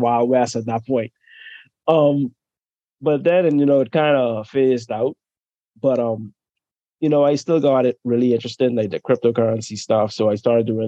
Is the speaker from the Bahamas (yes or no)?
yes; Bahamas; moved away; originally I'm from the Bahamas, you know, that's where I'm born and raised